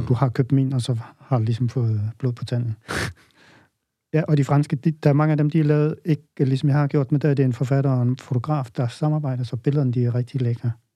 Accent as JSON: {"language": "Danish", "town": "Holstebro", "region": "Central Denmark Region", "country": "Denmark", "tie": "born or raised there", "said": "jeg stammer oprindeligt fra Vestjylland, øh, vokset op i Holstebro, nærmere bestemt i Tvis"}